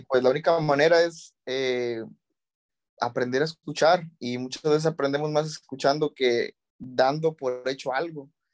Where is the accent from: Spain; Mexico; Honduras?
Mexico; como mexicanos debemos conocer